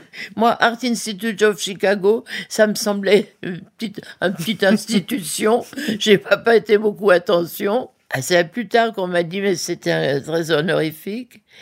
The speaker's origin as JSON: {"language": "French", "region": "Geneva", "country": "Switzerland", "said": "je venais de la Suisse bien propre. À Genève, même pendant la guerre, il n'y avait pas de clochards"}